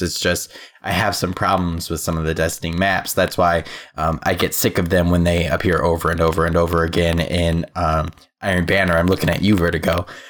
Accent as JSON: {"language": "English", "region": "Midwest", "country": "United States", "said": "I'm a Midwest boy."}